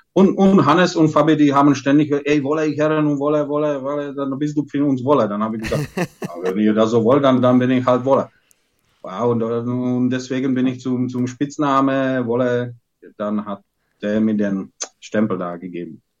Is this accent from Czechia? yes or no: yes; Lovosice, Ústí nad Labem Region, Czechia; German is a second language; moved away as an adult; also born or lived in Coburg, Germany; das ist meine Heimatstadt